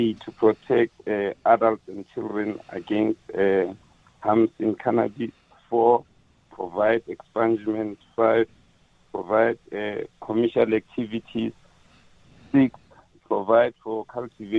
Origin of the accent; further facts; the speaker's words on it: South Africa; we pride ourselves as South Africans, and we say we are proudly South African